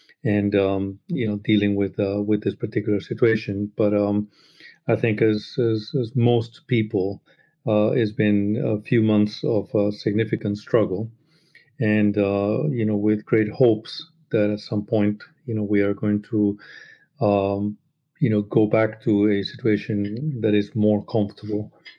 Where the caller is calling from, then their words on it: London, United Kingdom; I'm calling in from Brixton in the south of London.